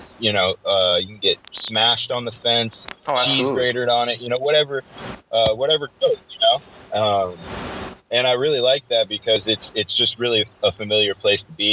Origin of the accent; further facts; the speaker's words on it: Sarasota, Florida, United States; moved away as an adult; also born or lived in Minot, North Dakota; now in Portland, United States; I was born and raised in Sarasota